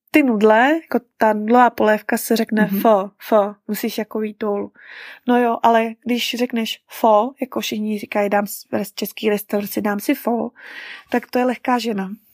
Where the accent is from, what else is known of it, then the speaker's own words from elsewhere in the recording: Czechia; moved away as an adult; now in Vietnam; od nás, od Čechů